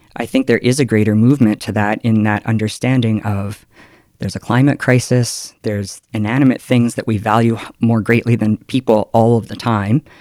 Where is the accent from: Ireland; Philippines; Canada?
Canada; Calgary, Alberta; I come from Calgary